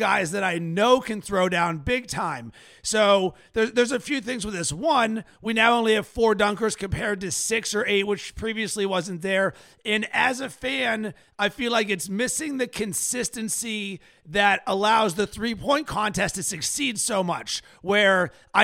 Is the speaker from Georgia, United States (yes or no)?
no; Pittsburgh, Pennsylvania, United States; As a kid growing up in Pittsburgh, I didn't have an NBA team